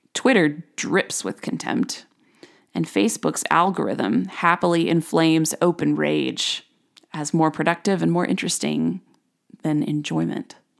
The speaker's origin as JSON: {"language": "English", "country": "United States", "said": "as an American"}